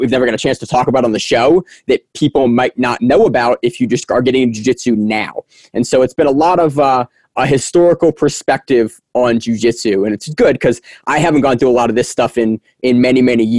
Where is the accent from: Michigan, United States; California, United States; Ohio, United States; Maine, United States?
Maine, United States; Topsham; moved away as an adult; now in Baltimore, United States; So right now I'm living in Baltimore. I grew up in Topsom, Maine. I went to school up at University of Maine